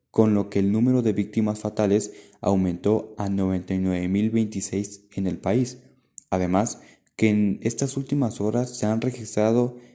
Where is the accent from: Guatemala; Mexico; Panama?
Mexico; Esto es son cifras que nos deberían dar vergüenza como mexicanos ya que refleja nuestra desobediencia y falta de compromiso al no cumplir con las normas o medidas preventivas.